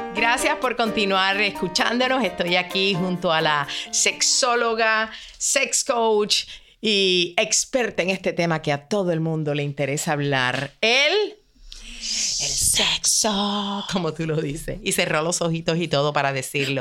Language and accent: Spanish; Puerto Rico; mi país, Puerto Rico